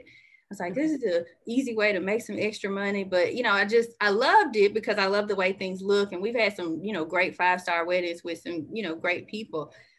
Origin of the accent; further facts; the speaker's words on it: Birmingham, Alabama, United States; I grew up here in Birmingham, Alabama.